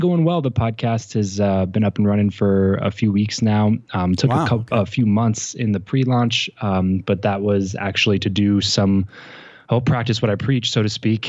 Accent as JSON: {"language": "English", "region": "California", "country": "United States", "tie": "born or raised there"}